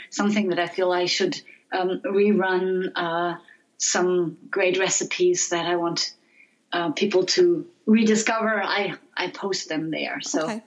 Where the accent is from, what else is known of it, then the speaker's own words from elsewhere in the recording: Frankfurt, Hesse, Germany; my hometown, Frankfurt